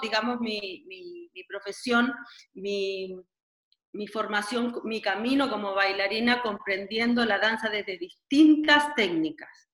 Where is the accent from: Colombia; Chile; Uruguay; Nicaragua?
Chile; Santiago, Santiago Metropolitan Region; moved away as an adult; also born or lived in Catalonia / Switzerland / Turkey; soy chilena, nací en Chile y comencé mis estudios de danza a los nueve años de edad en el Teatro Municipal en Santiago de Chile